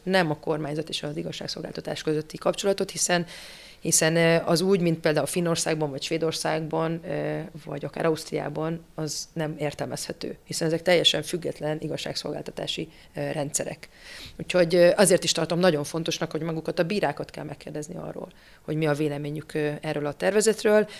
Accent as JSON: {"language": "Hungarian", "town": "Miskolc", "region": "Borsod-Abaúj-Zemplén", "country": "Hungary", "tie": "born or raised there", "said": "Én magam miskolci származású vagyok"}